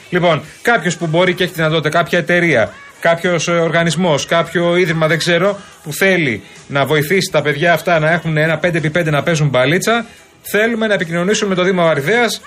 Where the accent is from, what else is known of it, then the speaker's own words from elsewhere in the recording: Marousi, Attica, Greece; born there; Και έχω να σα πω κάτι. Γεννήθηκα στο Μαρούσι το 1988.